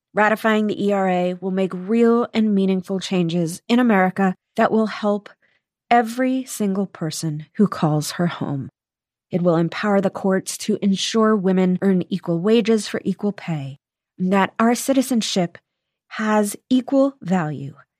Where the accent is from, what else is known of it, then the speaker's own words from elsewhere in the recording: United States; I am an American